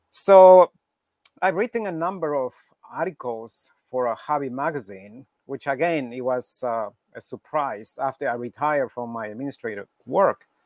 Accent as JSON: {"language": "English", "town": "Quito", "region": "Pichincha", "country": "Ecuador", "lives_now": "New York, United States", "said": "originally from Ecuador, from Quito, Ecuador in South America."}